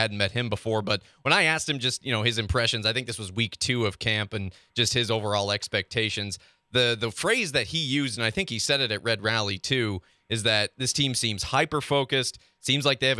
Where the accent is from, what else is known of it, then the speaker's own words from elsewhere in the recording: Nebraska, United States; now in St. Joseph, United States; I'm from Nebraska. I'm not from here.